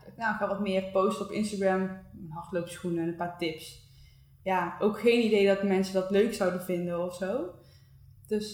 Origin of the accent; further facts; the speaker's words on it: Breda, North Brabant, Netherlands; moved away as an adult; also born or lived in Eindhoven; we komen alle twee uit Breda